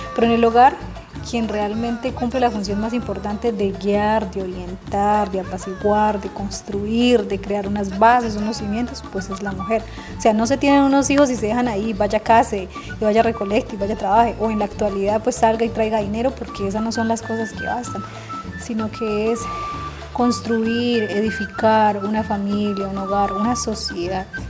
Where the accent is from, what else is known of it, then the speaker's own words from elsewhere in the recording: Cauca, Colombia; somos del Cauca y somos del pueblo NASA